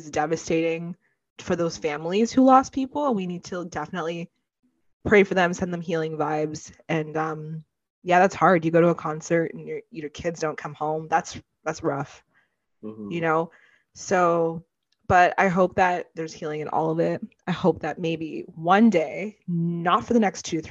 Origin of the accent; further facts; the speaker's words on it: Toronto, Ontario, Canada; also born or lived in Brampton; I was born in Toronto